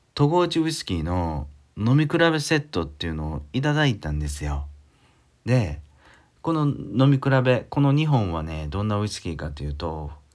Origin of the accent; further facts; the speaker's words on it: Ehime, Japan; 地元の愛媛県の村上水軍